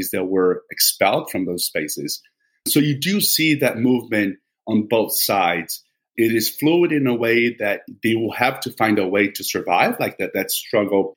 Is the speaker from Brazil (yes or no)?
yes; Vitória, Espírito Santo, Brazil; my hometown in Brazil, Vitória